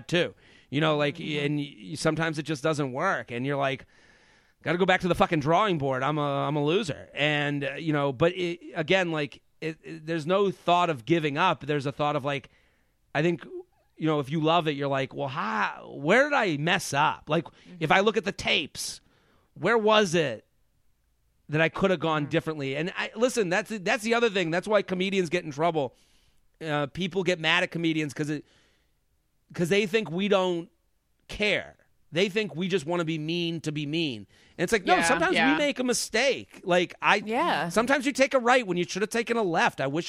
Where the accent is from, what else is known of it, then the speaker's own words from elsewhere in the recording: Boston, Massachusetts, United States; I'm from Boston.